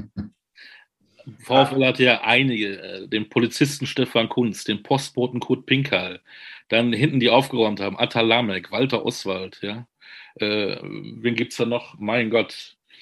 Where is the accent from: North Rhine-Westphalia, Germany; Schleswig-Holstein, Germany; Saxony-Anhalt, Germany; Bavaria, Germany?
North Rhine-Westphalia, Germany; Münster; ich bin äh, Münsteraner